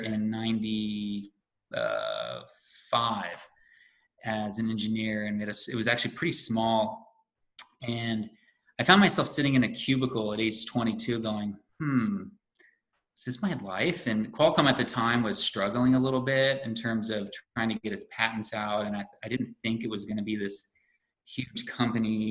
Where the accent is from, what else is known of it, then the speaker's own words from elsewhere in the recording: California, United States; moved away as an adult; also born or lived in Vermont; now in Western Massachusetts, United States; I grew up in California and went to school in Santa Barbara